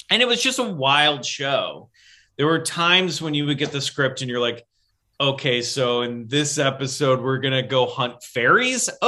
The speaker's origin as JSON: {"language": "English", "region": "Midwest", "country": "United States", "said": "look, I'm the guy from the Midwest."}